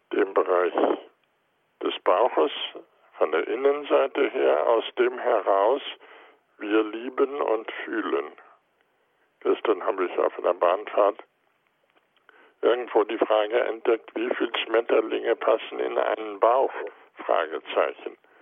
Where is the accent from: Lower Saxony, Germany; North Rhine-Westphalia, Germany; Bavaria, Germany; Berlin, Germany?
Lower Saxony, Germany; Goslar; now in Heidelberg, Germany; in meiner Heimatstadt Goslar